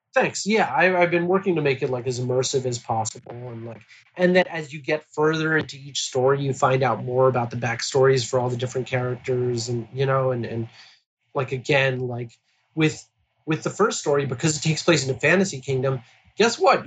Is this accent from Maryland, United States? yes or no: yes; Baltimore, Maryland, United States; my hometown of Baltimore